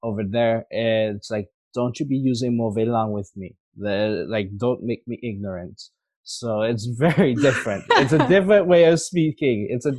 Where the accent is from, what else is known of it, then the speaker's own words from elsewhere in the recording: Canada; Even though I was born and raised in Canada, I still consider myself Grenadian because I grew up with the culture.